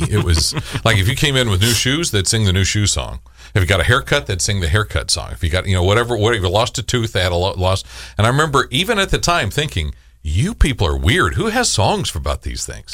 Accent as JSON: {"language": "English", "town": "El Paso", "region": "Texas", "country": "United States", "moved": "yes", "said": "she won't claim me as being from Texas 'cause I'm from El Paso"}